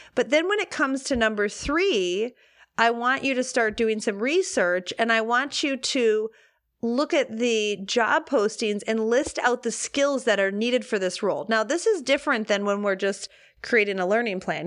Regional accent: Detroit, Michigan, United States; I grew up in Detroit

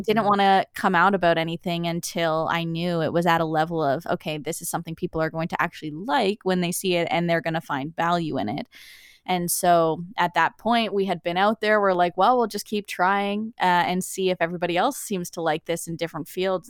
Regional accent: Summerside, Prince Edward Island, Canada; moved away as an adult; also born or lived in Nova Scotia; now in Newfoundland, Canada; I grew up in Summerside, P E I, a typical lifestyle.

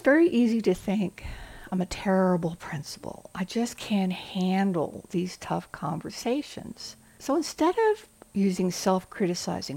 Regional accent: the South, United States; I'm from the South

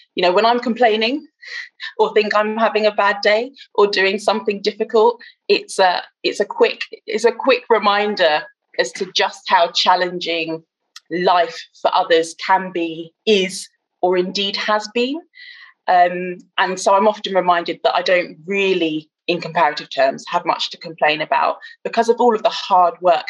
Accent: Bristol, South West England, United Kingdom; now in London, United Kingdom; I live in northwest London, but I originally hail from Bristol

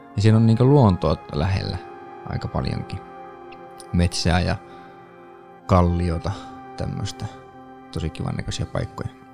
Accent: Kempele, North Ostrobothnia, Finland; now in Tampere, Finland; kävin kotiseudullani Oulussa. Kempeleessä

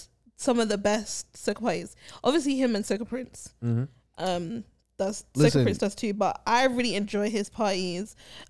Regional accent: London, United Kingdom; I come from London. It's a multicultural society.

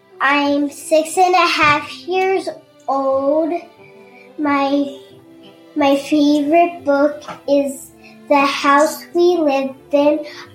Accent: Missouri, United States; I'm from Missouri.

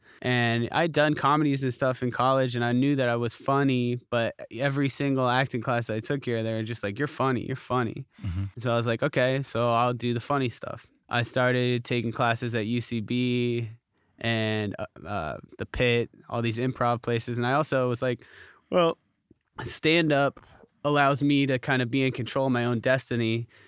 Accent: Columbus, Ohio, United States; moved away as an adult; also born or lived in Pennsylvania; I was born in Columbus, Ohio. I'm sorry. Go Bucks, man. Raised in Columbus, Ohio. That was my formative years, and then I went to college in Pennsylvania, and then I immediately moved here, so I've been here for 12 years.

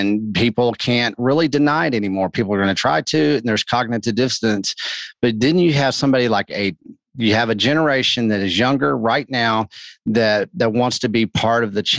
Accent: Texas Panhandle, United States; I grew up in the Southern Plains of Texas in the Panhandle.

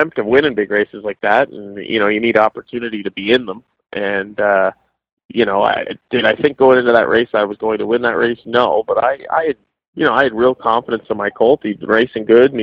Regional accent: Guelph, Ontario, Canada; I'm 28 now, and I'm from Guelph, Ontario

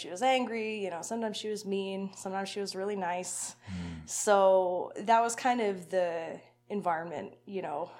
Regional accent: Lethbridge, Alberta, Canada; I was born in Lethbridge, so, you know, not far from here. Mm-hmm. I lived there till I was about 10.

